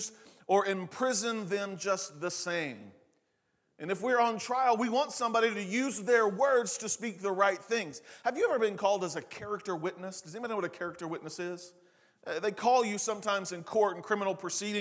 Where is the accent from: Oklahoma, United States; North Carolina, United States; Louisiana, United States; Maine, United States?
Oklahoma, United States; Eastern; now in Oklahoma City, United States; the way I grew up saying it in Eastern Oklahoma